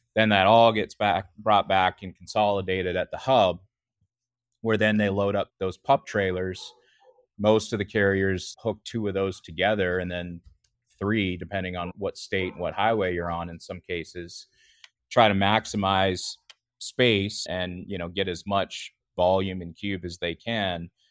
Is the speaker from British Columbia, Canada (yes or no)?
yes; near Vancouver, British Columbia, Canada; moved away as an adult; now in North Carolina, United States; I actually grew up in Western Canada, close to Vancouver in, in British Columbia